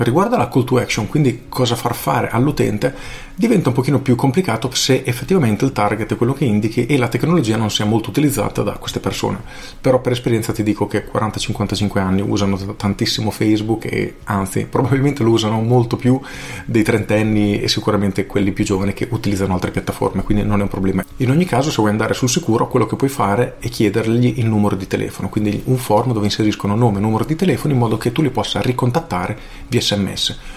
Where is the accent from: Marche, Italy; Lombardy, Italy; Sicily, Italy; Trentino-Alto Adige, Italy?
Marche, Italy; Pesaro; sono di Pesaro, ho 23 anni e lavoro nel Garden Center, vivaio di famiglia.